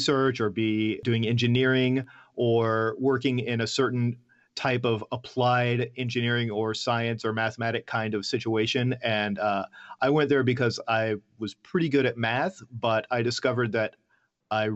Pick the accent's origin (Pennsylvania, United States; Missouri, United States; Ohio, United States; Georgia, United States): Georgia, United States; Atlanta; moved away as an adult; also born or lived in Osaka, Japan; I grew up in Atlanta, in Georgia